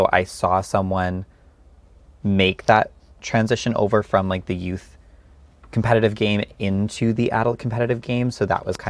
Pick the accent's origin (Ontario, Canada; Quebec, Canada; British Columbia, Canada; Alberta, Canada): Alberta, Canada; Edmonton; growing up in Edmonton